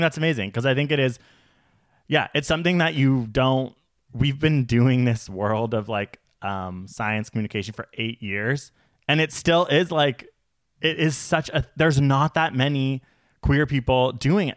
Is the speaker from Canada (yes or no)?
yes; Canada; We are Canadian